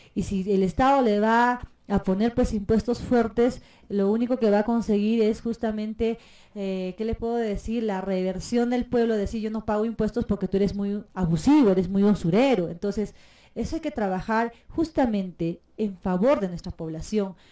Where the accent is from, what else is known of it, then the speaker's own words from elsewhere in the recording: Puno, Peru; Yo he nacido en la hermosa tierra de Puno